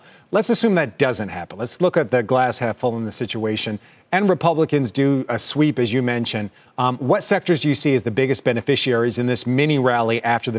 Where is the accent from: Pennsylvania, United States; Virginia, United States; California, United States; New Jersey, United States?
Pennsylvania, United States; Philadelphia; my hometown of Philadelphia